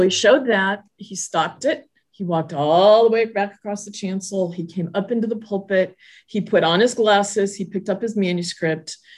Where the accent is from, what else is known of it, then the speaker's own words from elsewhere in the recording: Southern California, United States; moved away as an adult; now in Pennsylvania, United States; I grew up in Southern California, now am transplanted to Pennsylvania